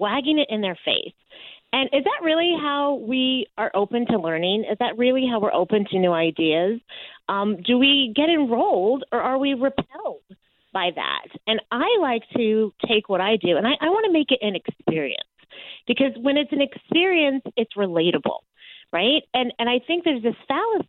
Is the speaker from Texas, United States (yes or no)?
yes; Texas, United States; moved away as an adult; also born or lived in New York City; I say I was raised in Texas, but I grew up in New York, because I moved to New York right out of college